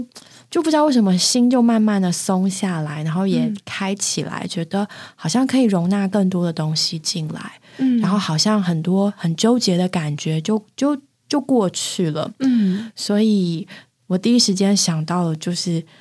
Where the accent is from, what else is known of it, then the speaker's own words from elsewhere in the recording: Taiwan; 原来我这么的台。